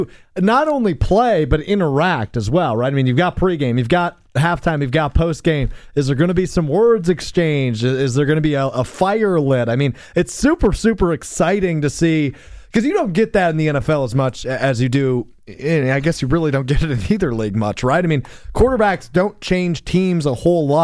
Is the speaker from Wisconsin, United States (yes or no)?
yes; Green Bay, Wisconsin, United States; I'm a Green Bay guy. I was born and raised in Green Bay.